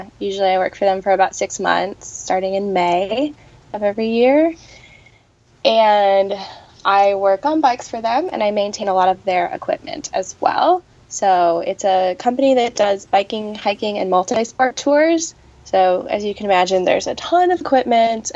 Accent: United States; as an American

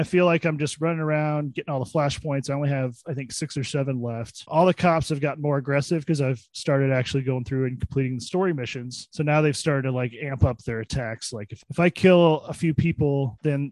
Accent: Illinois, United States; my hometown

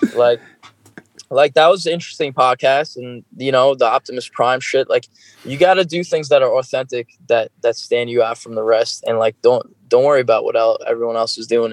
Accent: New York, United States; i am from New York

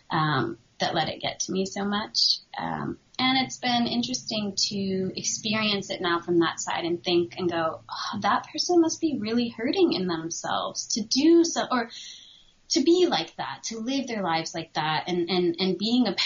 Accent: New England, United States; I feel it wasn't the same growing up in New England, or maybe I just wasn't aware of it.

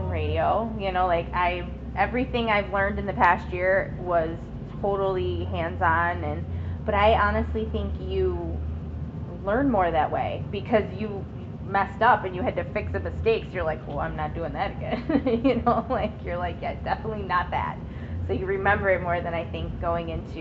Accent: Buffalo, New York, United States; I'm from Buffalo, New York

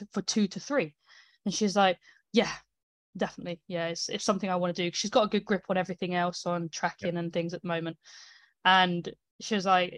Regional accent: United Kingdom; I'm British

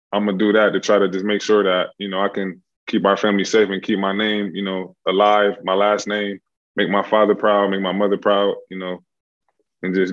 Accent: Buffalo, New York, United States; I come from Buffalo, New York

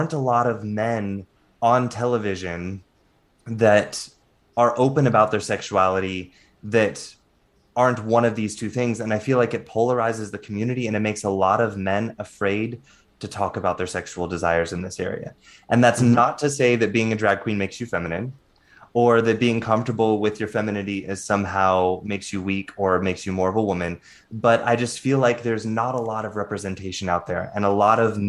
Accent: the Bible Belt, United States; being a gay male growing up in the Bible Belt in a very super religious family

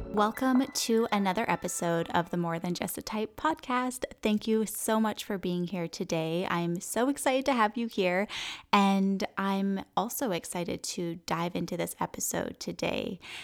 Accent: Canada; moved away; I didn't grow up in Costa Rica, but I grew up in Canada, and it was, like, forest and trees all around me

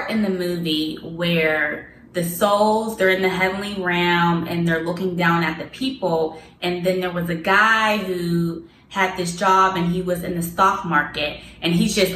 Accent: Pittsburgh, Pennsylvania, United States; Growing up in Pittsburgh, in Pittsburgh

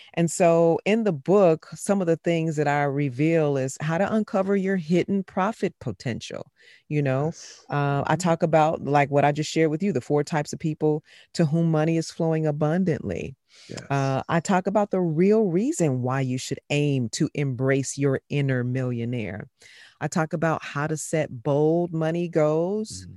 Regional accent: Chicago, Illinois, United States; moved away; born and raised in Chicago

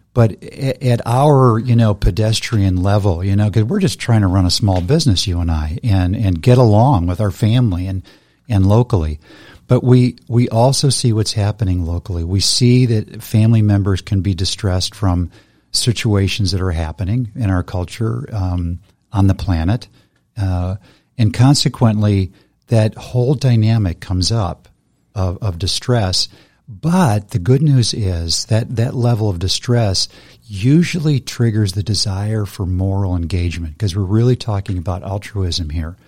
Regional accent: United States; being an American

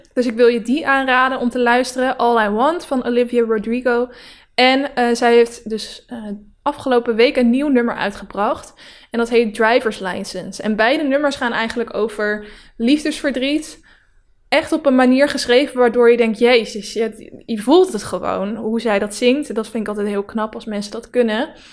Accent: Netherlands; Het, het dorp waar ik vandaan kom, dat zijn alleen maar harde werkers. Die staan eigenlijk door heel Nederland zo ook zo bekend.

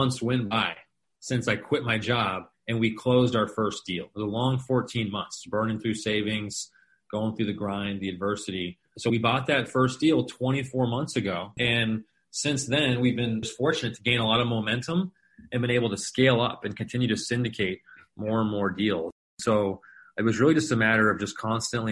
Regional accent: Phoenix, Arizona, United States; I was born and raised here in Phoenix, pretty much lived here my entire life.

